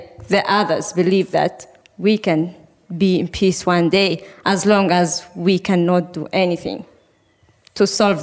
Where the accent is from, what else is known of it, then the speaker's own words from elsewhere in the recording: Sahrawi refugee camps in Algeria, Tindouf, Algeria; moved away as an adult; also born or lived in Western Sahara; now in Norway; I was born in the Sahrawi refugee camps in Algeria. I grew up in the refugee camps